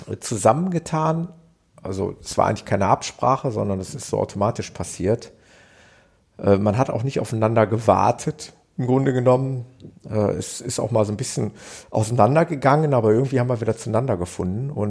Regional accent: North Rhine-Westphalia, Germany

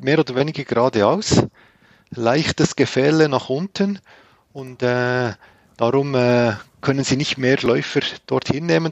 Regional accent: Grenchen, Solothurn, Switzerland; Also ich komme aus dem Kanton Solothurn. In Grenchen bin ich zu Hause.

